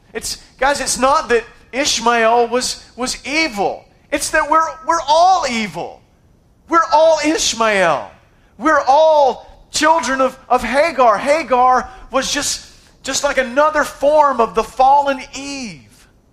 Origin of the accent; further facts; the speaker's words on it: United States; I was born in America.